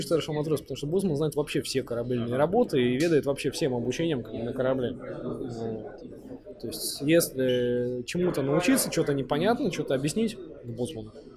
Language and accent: Russian; Far North, Murmansk Oblast, Russia; also born or lived in Saint Petersburg (Leningrad); рожденный в Ленинграде в СССР, ну, буквально там 2-3 месяца меня увезли на крайний север, и там сознательное свое детство я провел там.